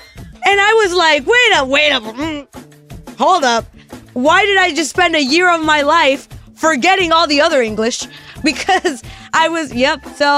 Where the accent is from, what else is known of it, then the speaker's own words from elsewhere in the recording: California, United States; I grew up in California